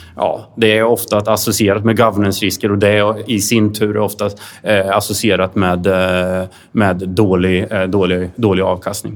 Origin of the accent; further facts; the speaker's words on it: Sweden; som svenskar